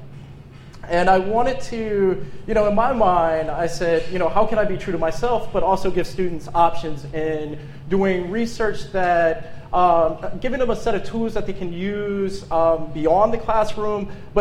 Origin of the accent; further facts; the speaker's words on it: Detroit, Michigan, United States; now in Pittsburgh, United States; I'm originally from Detroit, but I haven't lived in Detroit in 12 years.